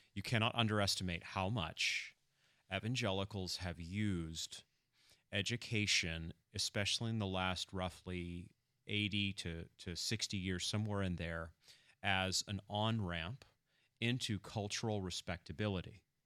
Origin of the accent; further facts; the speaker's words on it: Machias, Maine, United States; moved away; I'm from coastal Maine originally